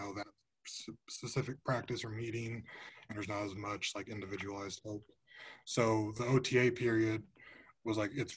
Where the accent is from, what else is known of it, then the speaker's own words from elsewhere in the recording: Fort Wayne, Indiana, United States; I'm from Fort Wayne, Indiana. So I went to Snyder.